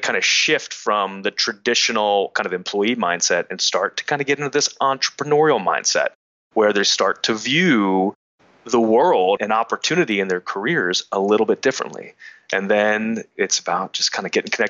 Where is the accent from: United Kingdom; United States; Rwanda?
United States; Wilmington, Delaware; I'm a guy from Wilmington, Delaware